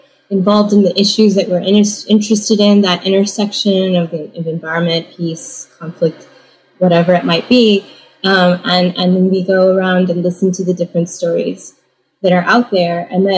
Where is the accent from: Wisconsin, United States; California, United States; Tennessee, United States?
California, United States; also born or lived in Indiana; now in Kent, United States; I'm a child of Taiwanese immigrants who met in Indiana, and so that's where I was born, and then I grew up in California